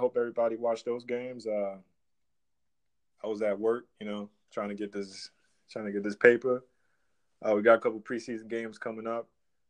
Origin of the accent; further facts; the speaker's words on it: New York, United States; I mean, I'm from New York